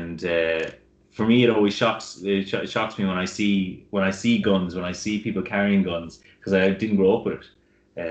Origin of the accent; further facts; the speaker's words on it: Ireland; growing up in Ireland